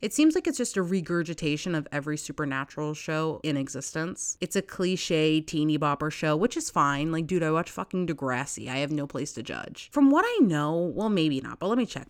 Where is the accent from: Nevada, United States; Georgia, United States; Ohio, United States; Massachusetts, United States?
Massachusetts, United States; when I was not living in Massachusetts, I mostly was just, like, Yeah, I'm from Boston. And I'm not from Boston